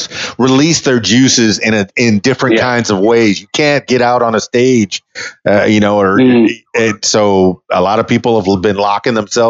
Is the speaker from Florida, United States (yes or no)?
yes; Miami, Florida, United States; moved away as an adult; now in Arkansas, United States; I'm from Miami, Florida, which is a really big city